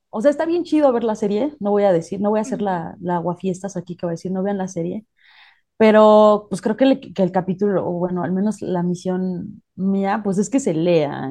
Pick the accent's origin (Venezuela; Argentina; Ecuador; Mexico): Mexico; no sé si a todos los mexicanos nos pase